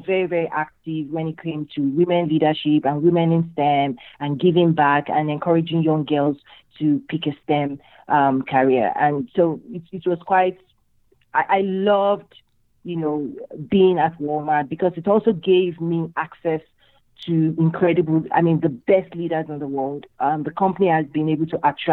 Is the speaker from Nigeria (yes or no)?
yes; Nigeria; moved away as an adult; also born or lived in Michigan, United States; now in United States; I'm originally from Nigeria in West Africa